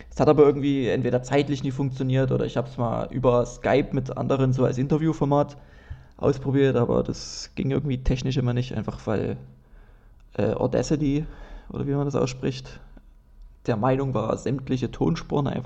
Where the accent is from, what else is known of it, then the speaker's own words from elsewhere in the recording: Dresden, Saxony, Germany; ich klinge wirklich sehr hochdeutsch in meinen Podcasts und das, das passt eigentlich nicht, weil ich komme aus Dresden und wir reden eigentlich alle komisch.